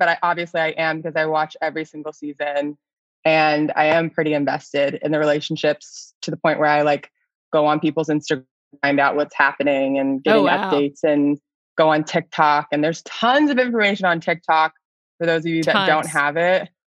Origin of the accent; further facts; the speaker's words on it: Florida, United States; also born or lived in Texas; for a long part of my life, I was saying I was from Texas because that's where I had lived the longest. And then it got to a point when I was in Florida where I was like, I think I should start saying I'm from Florida now.